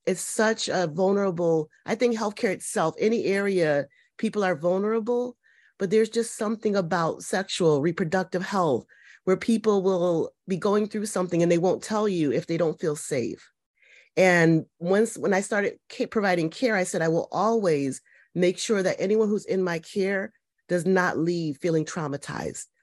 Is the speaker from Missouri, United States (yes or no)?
no; Connecticut, United States; I'm from Connecticut, kind of pretty much born and raised here.